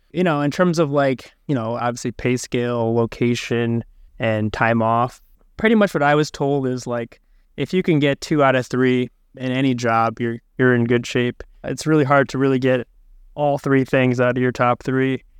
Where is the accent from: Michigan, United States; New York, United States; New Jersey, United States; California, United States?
Michigan, United States; my background is I'm from Michigan